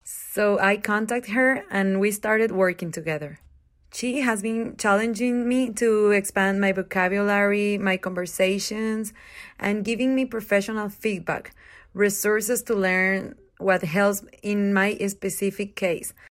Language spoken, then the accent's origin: English; Durango, Mexico; English is a second language; moved away as an adult; also born or lived in California; now in Las Vegas, United States; I am originally from Durango, Mexico